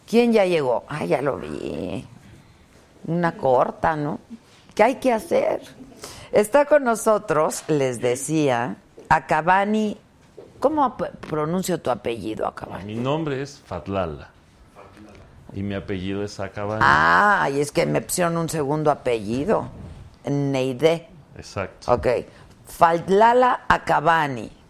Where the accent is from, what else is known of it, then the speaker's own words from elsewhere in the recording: Mexico; born there; Yo nací en México.